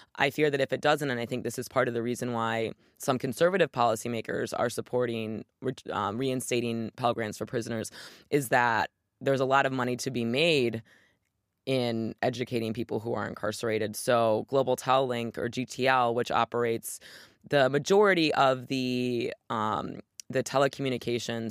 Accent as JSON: {"language": "English", "region": "Michigan", "country": "United States", "tie": "born or raised there", "said": "my home state of Michigan"}